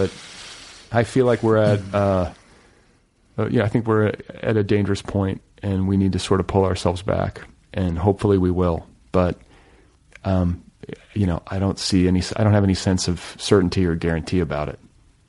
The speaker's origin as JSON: {"language": "English", "region": "Midwest", "country": "United States", "tie": "born or raised there", "lives_now": "Los Angeles, United States", "said": "I grew up in the Midwest, so I know. Like, I grew up in Red State America."}